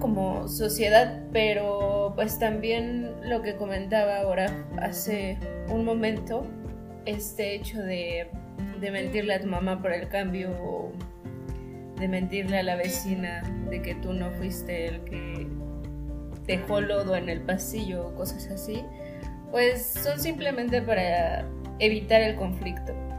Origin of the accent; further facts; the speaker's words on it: Mexico; nosotros como mexicanos tenemos un idioma muy distinto a otros españoles